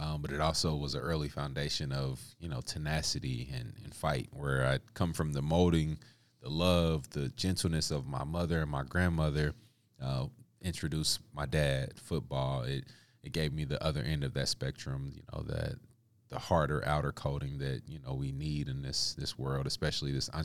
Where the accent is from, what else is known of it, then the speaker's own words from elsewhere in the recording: Kansas City, Missouri, United States; I grew up uh, on the east side of Kansas City early on.